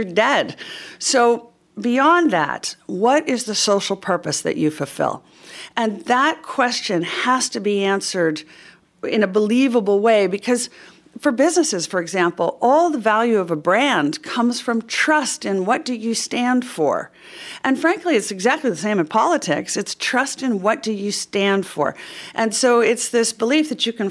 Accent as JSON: {"language": "English", "country": "United States", "said": "I'm an American"}